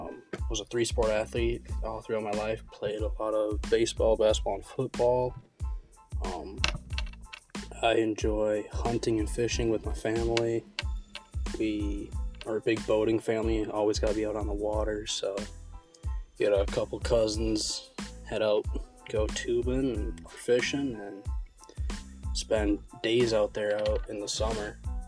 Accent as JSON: {"language": "English", "region": "Wisconsin", "country": "United States", "tie": "born or raised there", "also_born_or_lived": "Texas", "moved": "as an adult", "said": "I was born in Texas and I actually lived there for the first six-ish years of my life before moving to Wisconsin, where I grew up until I came out here for my freshman year of college."}